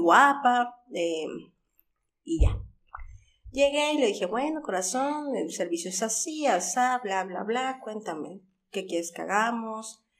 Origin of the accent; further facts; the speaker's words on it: Xalapa, Veracruz, Mexico; also born or lived in Puebla; Era pequeña cuando llegué por parte de mi familia